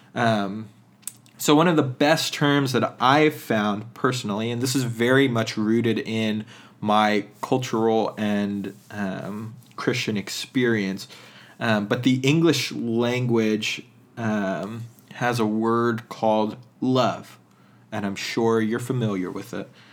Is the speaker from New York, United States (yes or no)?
no; central Pennsylvania, United States; moved away; the dominant culture within central Pennsylvania, and even though there's some things about my tradition growing up